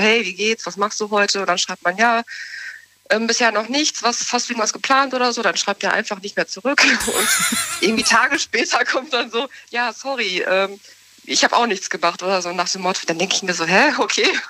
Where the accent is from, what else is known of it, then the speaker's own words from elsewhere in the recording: Soest, North Rhine-Westphalia, Germany; Ich komme aus Soest, aus Westfalen, Soest.